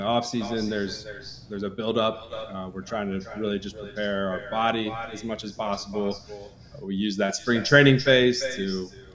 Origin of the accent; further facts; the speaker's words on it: Lee's Summit, Missouri, United States; also born or lived in Kearney, Nebraska; we moved into the Kansas City, Lee Summit, Missouri area